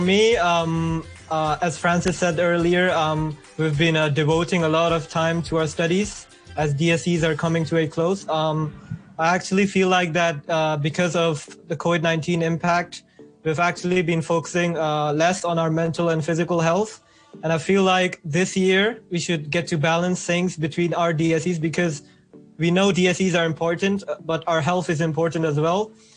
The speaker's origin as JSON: {"language": "English", "country": "Pakistan", "moved": "yes", "lives_now": "Hong Kong", "said": "I'm from Pakistan"}